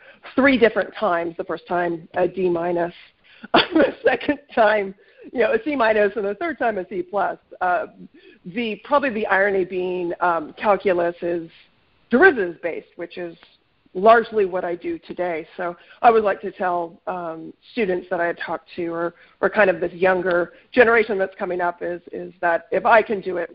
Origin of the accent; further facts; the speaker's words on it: North Idaho, United States; moved away as an adult; also born or lived in Washington; I'm originally from North Idaho, grew up on a farm